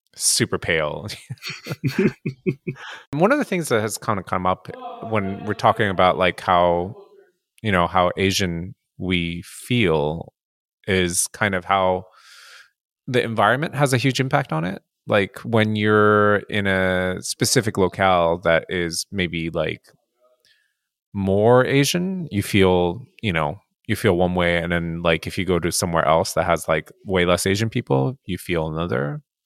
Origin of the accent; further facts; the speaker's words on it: Japan; I'm um, Japanese and I grew up in Japan